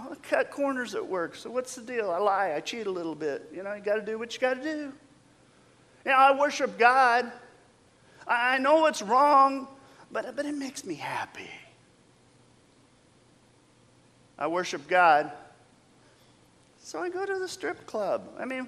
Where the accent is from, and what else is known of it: United States